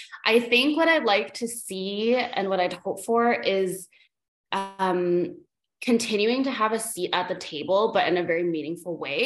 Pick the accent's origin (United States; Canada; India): Canada; Vancouver, British Columbia; I grew up in Canada, I grew up in Vancouver.